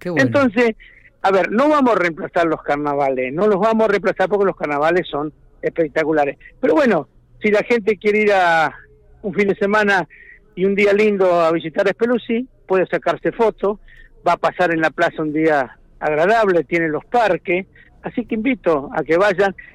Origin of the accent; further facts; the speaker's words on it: Speluzzi, La Pampa, Argentina; yo nací y me, me crié y me desarrollé como persona en Speluzzi.